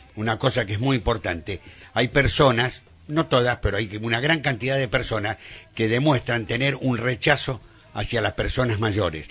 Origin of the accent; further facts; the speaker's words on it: Argentina; en nuestro país, en Argentina